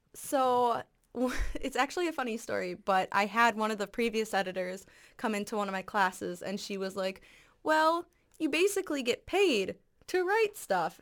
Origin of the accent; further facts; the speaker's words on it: Farmington, Minnesota, United States; also born or lived in Lakeville, Minnesota; I am from Farmington, Minnesota